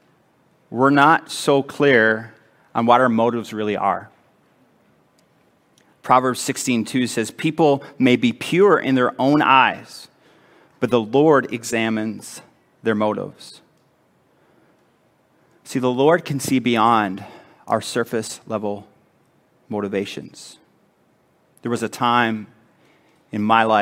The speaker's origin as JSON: {"language": "English", "town": "Edmonton", "region": "Alberta", "country": "Canada", "tie": "born or raised there", "said": "It's in my hometown"}